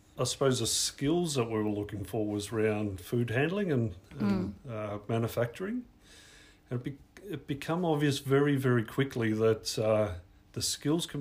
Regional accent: Mornington, Victoria, Australia; now in Maryborough, Australia; I grew up in Mornington, which was technically a country town back then

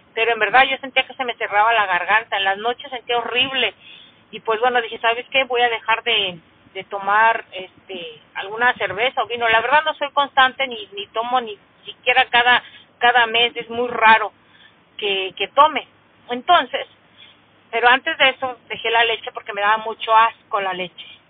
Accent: Mexico; como mexicana que soy

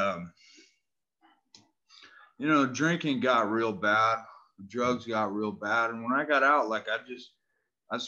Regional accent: Northern California, United States; Grew up in Northern California

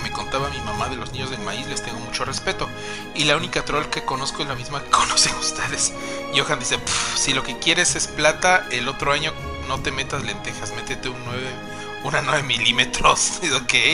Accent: Oaxaca, Mexico; porque somos oaxaqueños y nos encantan las cosas hechas bonitas.

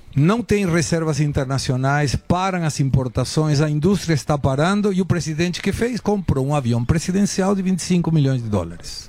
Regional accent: Argentina; now in Brazil; eu sou argentino

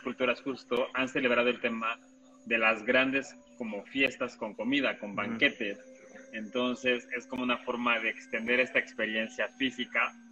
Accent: Mexico; como cultura mexicana jugamos con la muerte

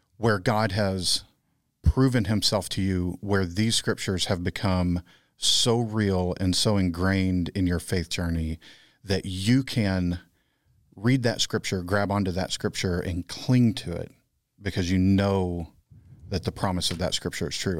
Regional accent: Texas, United States; moved away; I'm the Texan.

